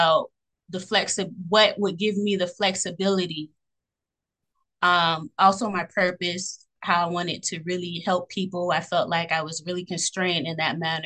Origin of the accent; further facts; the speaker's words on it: Fort Lauderdale, Florida, United States; I'm from Broward County, Florida, born and raised in Fort Lauderdale.